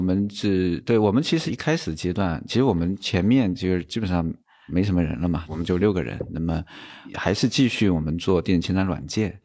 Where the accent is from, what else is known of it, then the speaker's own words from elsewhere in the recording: Hangzhou, Zhejiang, China; 因为我是杭州出生，杭州人